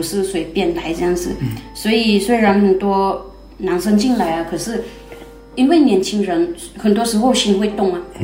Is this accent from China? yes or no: no; Chiang Rai, Thailand; 我是泰国的学生，那在泰国，清莱这边，啊，部落的人